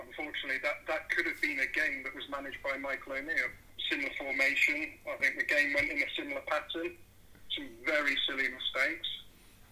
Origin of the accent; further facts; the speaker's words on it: Bristol, South West England, United Kingdom; moved down to Bristol, which is where I'm from, so you might detect there isn't much of a local Stoke-on-Trent accent